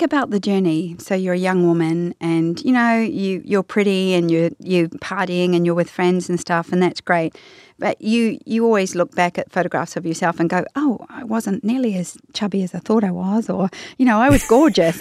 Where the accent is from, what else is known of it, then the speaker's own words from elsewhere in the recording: New Zealand; I love being a Kiwi